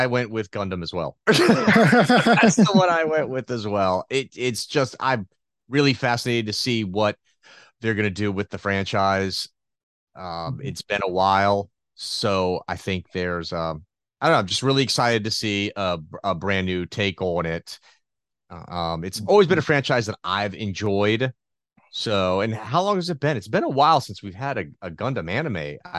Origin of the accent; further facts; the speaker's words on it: United States; As an American